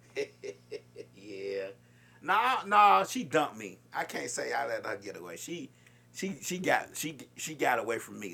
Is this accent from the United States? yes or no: yes; Chicago, Illinois, United States; I'm from Chicago